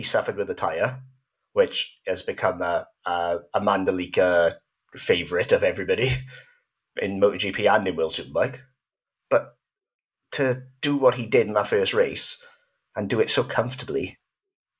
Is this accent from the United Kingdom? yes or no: yes; Wales, United Kingdom; I'm normally referred to as the Welsh one